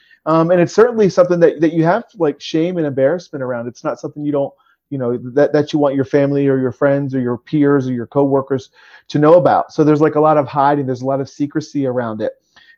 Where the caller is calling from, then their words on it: Harrisburg, Pennsylvania, United States; I'm coming from Harrisburg, Pennsylvania today.